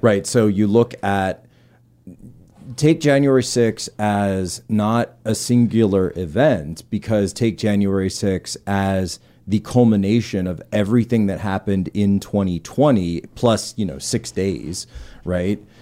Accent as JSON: {"language": "English", "region": "East Coast", "country": "United States", "said": "we're both from the East"}